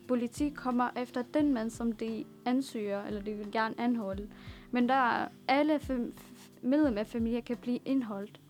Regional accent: Damascus, Damascus Governorate, Syria; Danish is a second language; now in Denmark; jeg er født i Damaskus, og jeg er opvokset der, og det er min

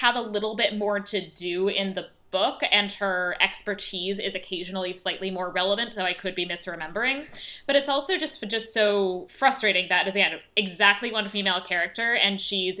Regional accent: United States; I'm American.

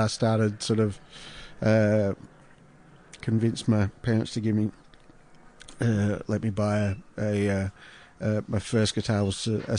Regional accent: Melbourne, Victoria, Australia; also born or lived in Brisbane / St Kilda; Well, I was born in Brisbane. My parents moved to Melbourne when I was one, so I grew up by the beach, Brighton. Moved to St Kilda when I was 19.

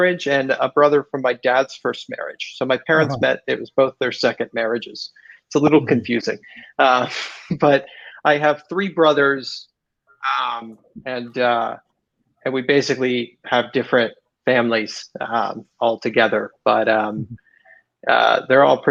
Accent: West Chester, Ohio, United States; moved away as an adult; now in Southern California, United States; I grew up in Cincinnati, Ohio. Right outside of Cincinnati, there's a town called Westchester. That's where I grew up

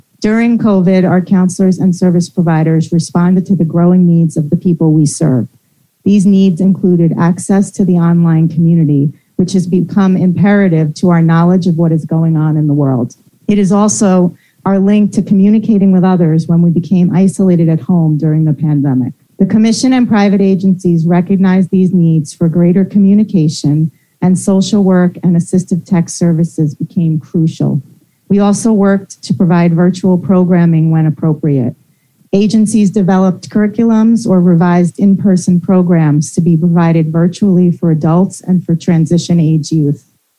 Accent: New York, United States; now in Newburgh, United States; I'm originally from Rockland, but I'm based in Newburgh, so Orange County.

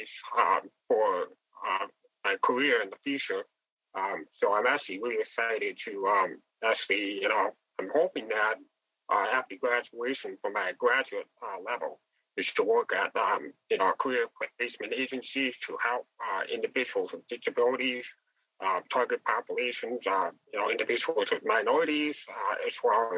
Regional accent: Wisconsin, United States; now in Jacksonville, United States; I'm originally from Wisconsin, and I just recently moved down to Jacksonville, Florida

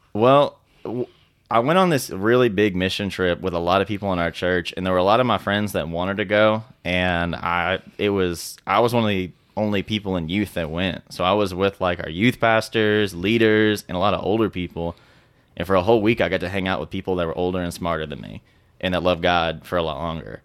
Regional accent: Fort Smith, Arkansas, United States; we grew up in Fort Smith, Arkansas together

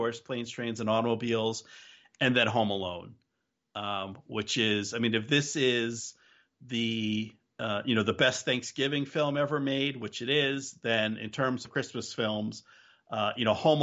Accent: New Jersey, United States; Growing up in New Jersey

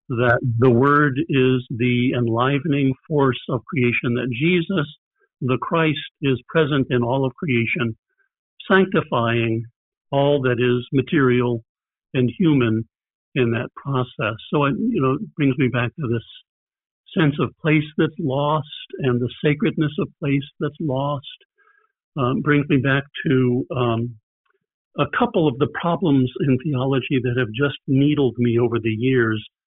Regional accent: Richmond, Indiana, United States; also born or lived in Wisconsin / northern Kentucky; now in Bloomington, United States; I grew up in Richmond, but Bloomington is now home.

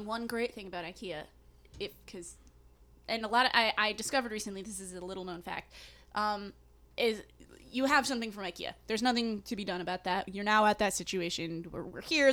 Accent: New England, United States; I'm from New England

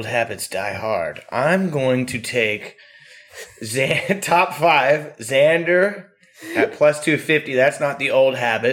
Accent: Central Valley, California, United States; also born or lived in Bay Area; We're Bay Area peeps. We grew up in the Central Valley

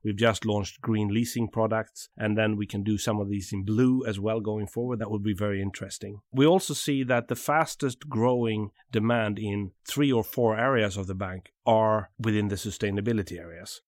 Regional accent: south of Sweden, Sweden; from the south of Sweden

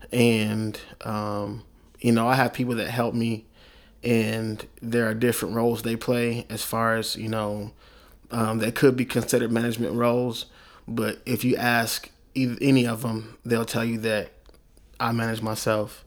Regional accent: Oklahoma City, Oklahoma, United States; I'm from Oklahoma City

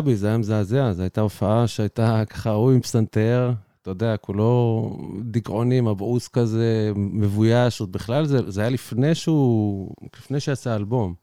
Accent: Ein HaShofet, Haifa District, Israel; moved away as an adult; now in Mitzpe Ramon, Israel; הייתי גר בצפון, במוצאי מעין השופט, קיבוץ ביערות מנשה אי שם

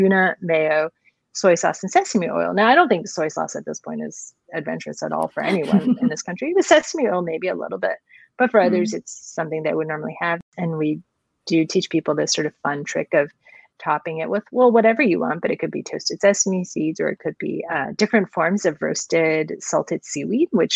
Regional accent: Los Angeles, California, United States; I grew up in Los Angeles

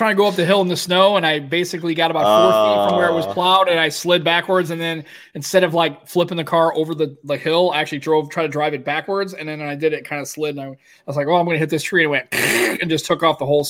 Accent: Staines, South East England, United Kingdom; I'm from Staines.

